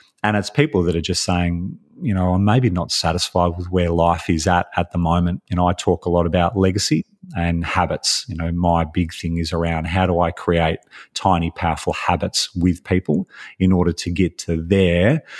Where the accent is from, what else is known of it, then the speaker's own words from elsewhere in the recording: Australia; You know, I'm Australian. I've always lived in Australia. I've moved around a lot.